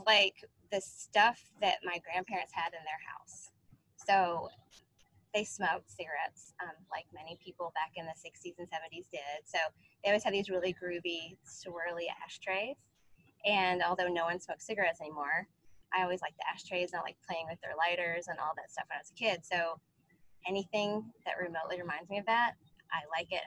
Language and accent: English; Ashland, Kentucky, United States; also born or lived in West Virginia; I grew up in Ashland, Kentucky, but my family's from West Virginia